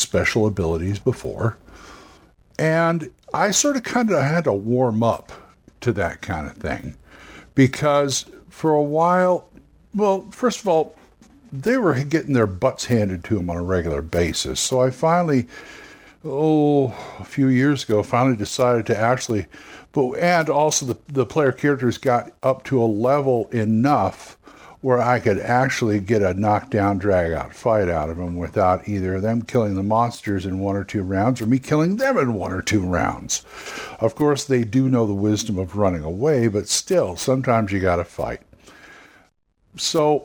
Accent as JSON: {"language": "English", "region": "California", "country": "United States", "said": "As a Californian"}